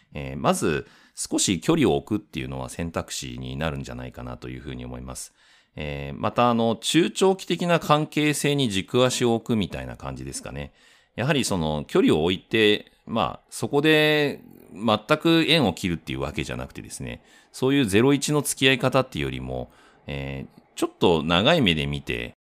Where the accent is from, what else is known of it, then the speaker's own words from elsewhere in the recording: Fukuoka, Japan; moved away; 私自身は福岡出身でもあるし、えー、両親にも会いたいしっていうので福岡に行きたかった